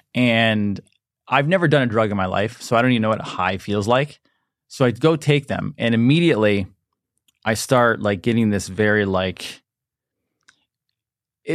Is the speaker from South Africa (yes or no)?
no; upstate New York, United States; I'm from upstate, small town New York